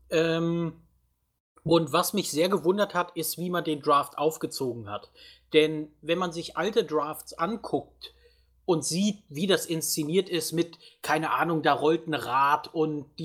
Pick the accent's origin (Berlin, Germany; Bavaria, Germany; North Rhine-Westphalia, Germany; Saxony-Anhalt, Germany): Saxony-Anhalt, Germany; Halle; ich komme ja aus Halle, deswegen war letzte Woche sehr viel los hier in unserem beschaulichen Städtchen, kann